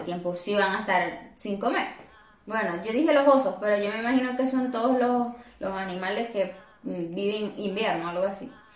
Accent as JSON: {"language": "Spanish", "country": "Venezuela", "moved": "yes", "lives_now": "Colombia", "said": "Obviamente nosotros somos venezolanos"}